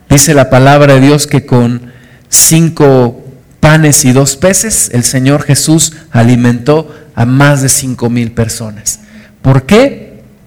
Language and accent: Spanish; Mexico City, Mexico; moved away; yo era niño, crecí en, la Ciudad de, México